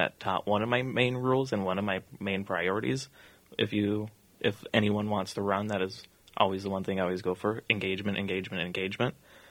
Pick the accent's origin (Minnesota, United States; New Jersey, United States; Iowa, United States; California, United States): Minnesota, United States; Bloomington; also born or lived in Hopkins, Minnesota; I was born in Hopkins, Minnesota. So not exactly Bloomington, but my family moved to Bloomington in 2001. Been there ever since.